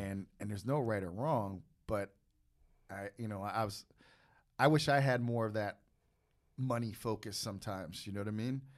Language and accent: English; East Coast, United States; I'm from the East Coast